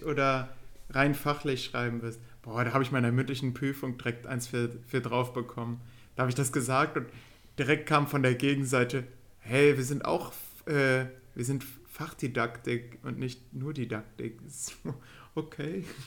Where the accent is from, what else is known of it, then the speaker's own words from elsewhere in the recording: Würm, North Rhine-Westphalia, Germany; in Würm, in dem Ort, wo ich geboren bin